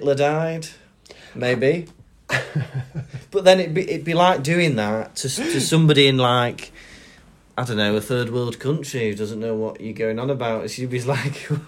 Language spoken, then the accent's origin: English; Welsh, Wales, United Kingdom; I'm Welsh